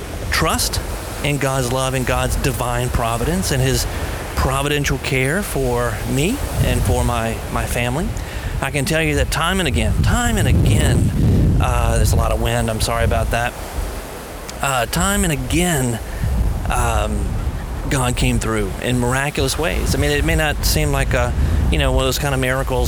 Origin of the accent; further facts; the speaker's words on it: United States; maybe it's part of being an American. I think we have a certain mentality here in America